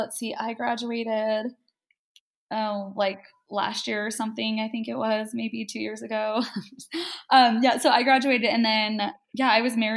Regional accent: Flagstaff, Arizona, United States; born there; So I was born in Flagstaff, Arizona. We didn't live there too terribly long. I don't remember anything about it. Some point we moved around Arizona a little bit.

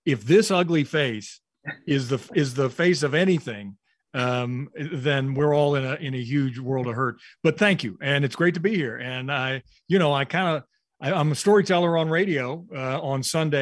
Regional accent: Louisville, Kentucky, United States; where I grew up in Louisville, Kentucky

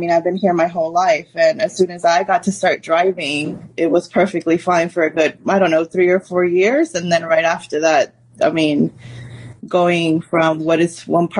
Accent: Austin, Texas, United States; I mean, this is my hometown. It's basically all I really know. I don't have much to compare it to. But I do love that most of my family is here, and the fact that, you know, this is my hometown.

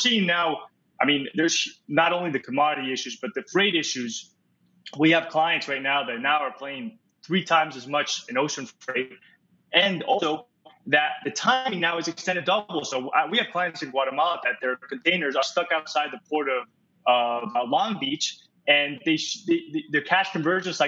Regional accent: Uruguay; moved away; also born or lived in Miami / New York; I'm originally from Uruguay, from South America

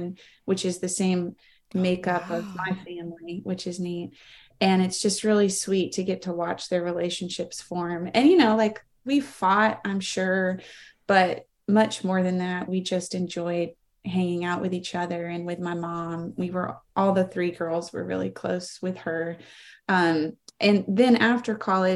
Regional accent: Greenville, United States; I was born and raised in Greenville

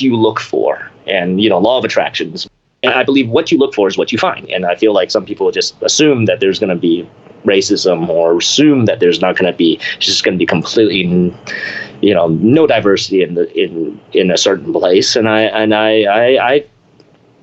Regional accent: Memphis, Tennessee, United States; I'm from Memphis, Tennessee

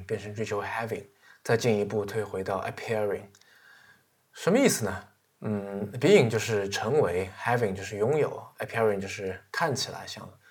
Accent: China; 我是中国人

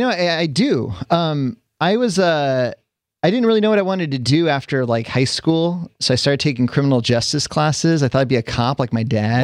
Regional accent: California, United States; I grew up here. I was born and raised in California.

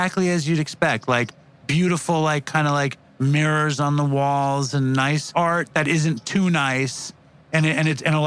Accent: New York City, New York, United States; I'm a New Yorker

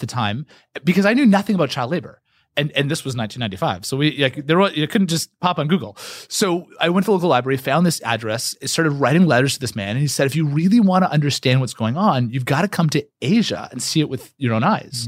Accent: Canada; I'm Canadian

